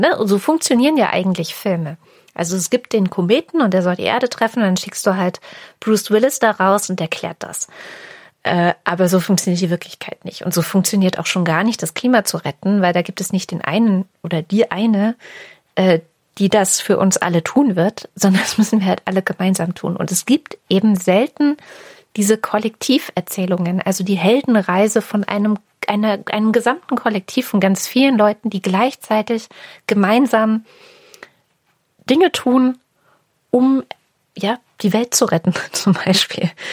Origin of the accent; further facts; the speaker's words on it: East Germany, Germany; meiner DDR-Geschichte